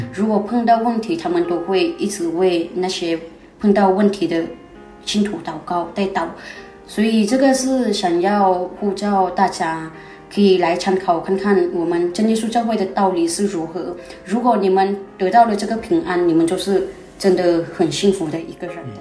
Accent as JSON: {"language": "Chinese", "region": "Chiang Rai", "country": "Thailand", "said": "我是泰国的学生，那在泰国，清莱这边，啊，部落的人"}